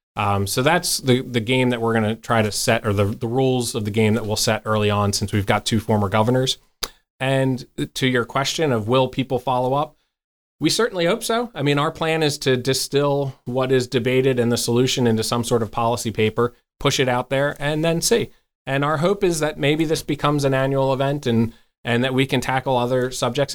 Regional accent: outside the Philadelphia area, Pennsylvania, United States; moved away as an adult; now in York, United States; I grew up outside the Philadelphia area

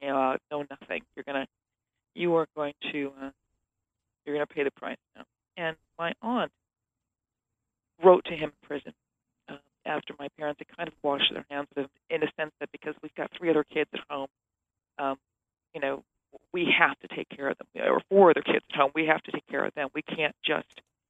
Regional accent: Minneapolis, Minnesota, United States; I grew up in Minneapolis, Minnesota, which is, it's just the heart of the Midwest

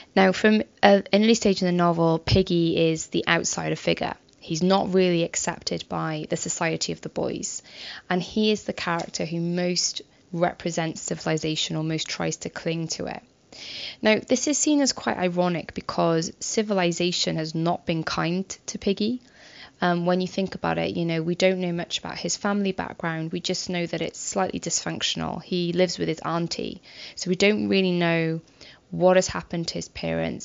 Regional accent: United Kingdom; we often have as as British people

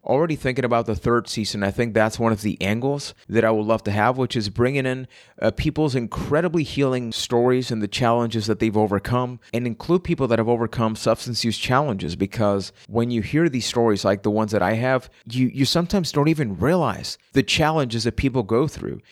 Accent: Puerto Rico; I am from Puerto Rico

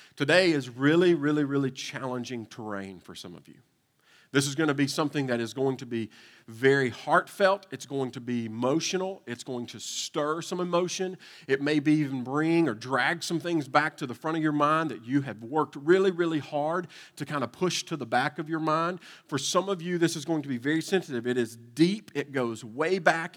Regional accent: Eastern Kentucky, United States; moved away as an adult; also born or lived in Nashville, Tennessee; I was uh, born and raised in Kentucky

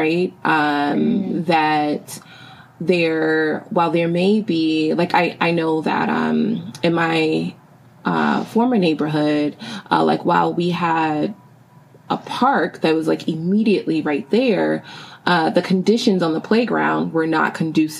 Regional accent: New York City, New York, United States; the Bronx, my hometown and home borough

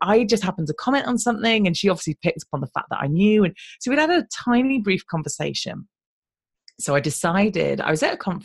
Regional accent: United Kingdom; I'm British

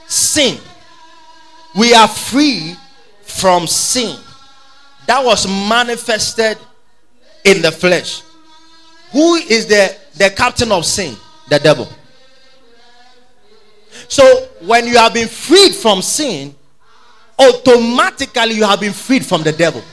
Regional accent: Ghana; We know Ghana, we are free from the British

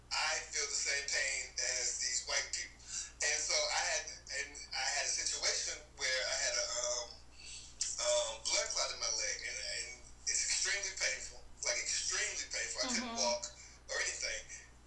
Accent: Charlottesville, Virginia, United States; moved away; I'm from Virginia. I'm from Charlottesville, Virginia

